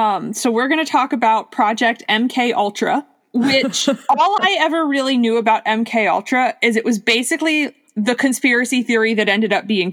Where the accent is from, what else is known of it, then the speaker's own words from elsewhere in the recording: Miami, Florida, United States; moved away; because I grew up in Miami